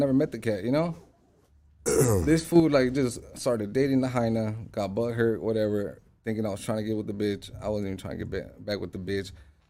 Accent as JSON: {"language": "English", "town": "Los Angeles", "region": "California", "country": "United States", "tie": "born or raised there", "said": "I'm from the Valley. I grew up right there in North Hollywood, Lancashire and shit. Right there, I am a Lancashire baby. You know, I grew up in the north side"}